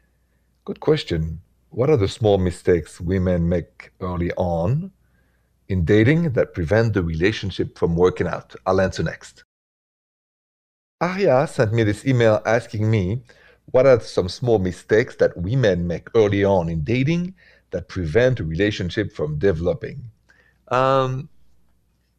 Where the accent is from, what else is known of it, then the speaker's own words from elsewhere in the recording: Paris, Île-de-France, France; accent: French; moved away; that's where the accent is from, and that's where I'm from. Paris, France, Paris